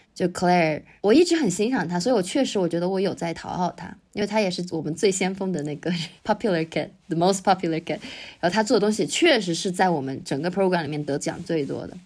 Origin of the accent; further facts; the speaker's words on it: Weishan, Yunnan, China; moved away as an adult; now in United States; 我现在人在大理微山一个很小的古镇，就是我老家